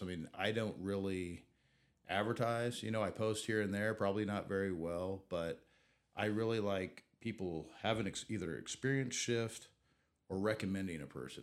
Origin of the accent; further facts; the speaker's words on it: Southeast Kansas, United States; now in Wichita, United States; I grew up in Southeast Kansas